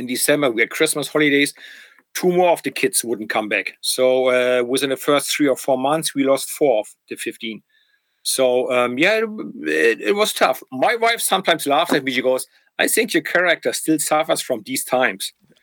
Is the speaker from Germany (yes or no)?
yes; Germany; accent: German; English is a second language; I was from East Germany